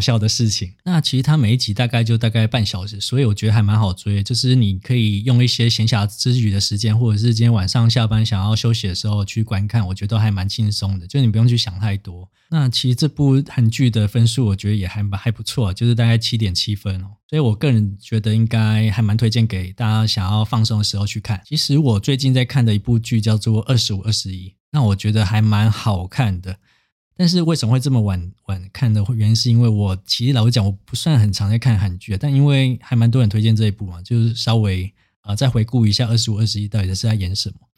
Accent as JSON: {"language": "Chinese", "country": "Taiwan", "tie": "born or raised there", "said": "因为我自己是乡下长大的小孩嘛，所以就是基本上像普里也没有什么特别的资源，所以我当初在转学考，就是考设计系的时候也是要每天搭车去台中补习嘛"}